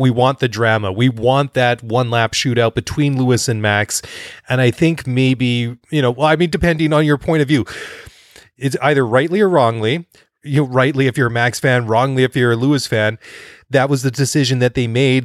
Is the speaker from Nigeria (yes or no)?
no; Maple Ridge, British Columbia, Canada; Maple Ridge, B C, which is my hometown.